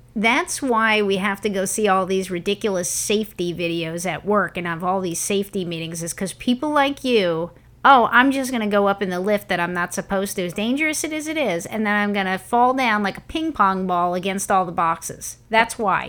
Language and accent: English; New York, United States; moved away; growing up in New York